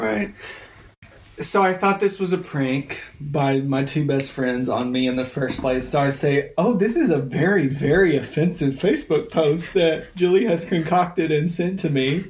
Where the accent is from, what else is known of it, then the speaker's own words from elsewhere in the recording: United States; I'm from Taylor uh, Taylor County High School